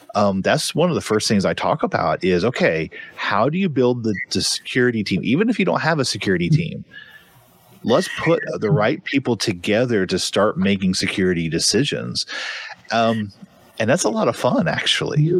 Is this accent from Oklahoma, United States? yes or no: yes; Tulsa, Oklahoma, United States; I am from Tulsa, Oklahoma